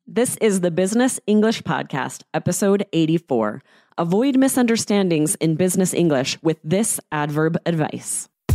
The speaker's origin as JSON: {"language": "English", "country": "United States", "said": "I'm American"}